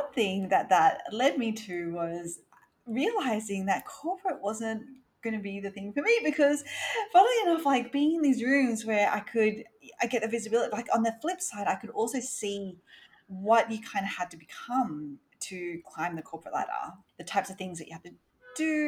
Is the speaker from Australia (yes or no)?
yes; Sydney, New South Wales, Australia; I grew up in Australia, in Sydney.